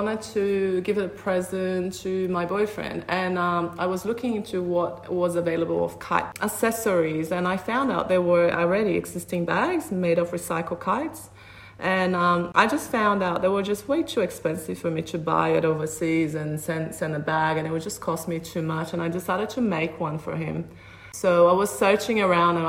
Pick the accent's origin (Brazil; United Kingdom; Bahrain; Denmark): Brazil; São Paulo; English is a second language; moved away as an adult; now in Sydney, Australia; So I was born in Brazil and I come originally from São Paulo